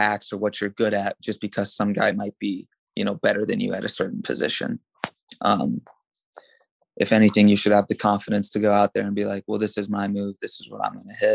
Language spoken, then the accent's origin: English; United States; since I grew up in America, I had to wrestle folk style, you know, middle school and high school.